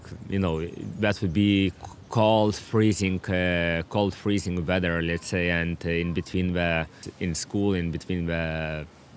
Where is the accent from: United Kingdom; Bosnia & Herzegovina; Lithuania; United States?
Lithuania; Klaipėda, Klaipėda County; English is a second language; moved away as an adult; also born or lived in Vilnius, Lithuania; now in Devonport, Australia; before 15 years old, I was living all my life in my hometown, Klaipėda.